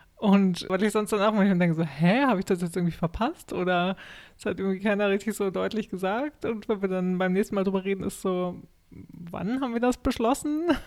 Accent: Germany; now in Sweden

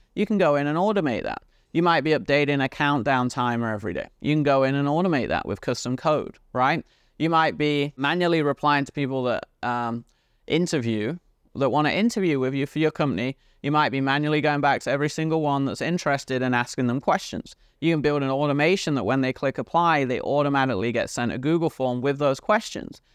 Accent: United Kingdom; accent: British; my British accent

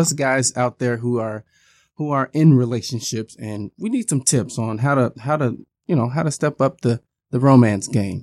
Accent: Midwest, United States; being a Midwesterner myself

